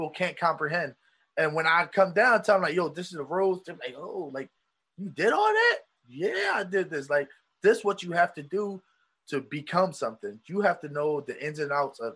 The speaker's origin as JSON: {"language": "English", "town": "Philadelphia", "region": "Pennsylvania", "country": "United States", "tie": "born or raised there", "also_born_or_lived": "Poconos", "moved": "as an adult", "said": "when I moved away from Philadelphia, I moved to the Poconos."}